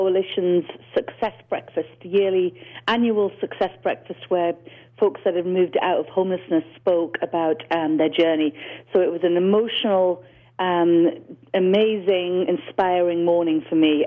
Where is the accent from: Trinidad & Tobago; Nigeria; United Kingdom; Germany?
United Kingdom; Newcastle upon Tyne, North East England; moved away as an adult; now in Los Angeles, United States; I'm from the north. I forget that I have an accent, but I'm from the north of England, a small town called Newcastle.